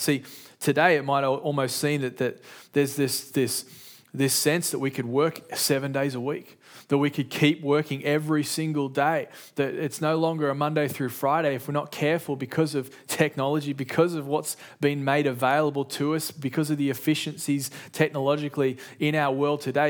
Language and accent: English; Sydney, New South Wales, Australia; in my house, growing up in Sydney, Australia